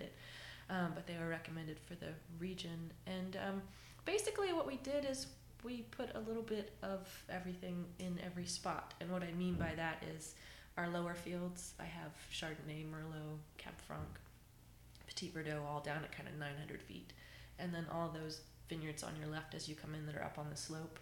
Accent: Jacksonville, Florida, United States; moved away as an adult; now in Virginia, United States; I grew up in Florida.

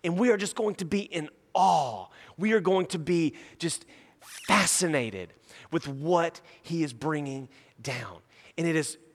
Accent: Nacogdoches, Texas, United States; now in Houston, United States; I'm from Nacogdoches, and there's like a Chili's and a pasture, and that's about it. So when I moved to Houston

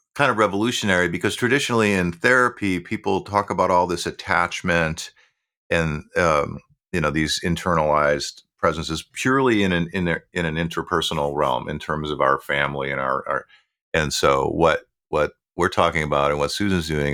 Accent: Buffalo, New York, United States; where I grew up in Buffalo, New York

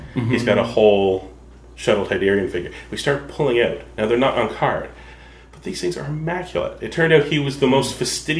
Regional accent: Prince Edward Island, Canada; I grew up in the Maritimes, Prince Edward Island, not a lot of theaters around.

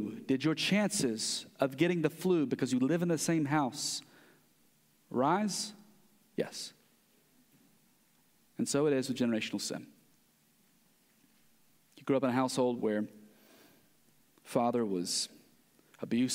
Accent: United States; as American Westerners

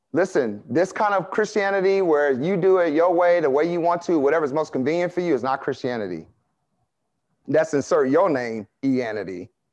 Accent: United States; I like being American

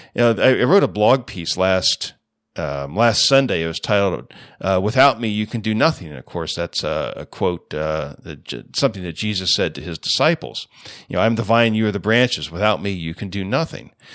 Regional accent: United States; as American Christians

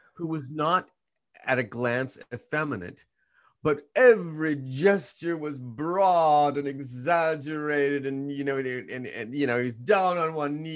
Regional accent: Hanford, California, United States; I was born in Hampford, California, which is an agricultural community in Central California.

